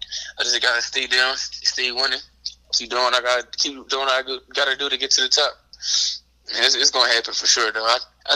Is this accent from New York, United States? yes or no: no; Philadelphia, Pennsylvania, United States; would have been crazy. It would have been in Philly. That would have been crazy.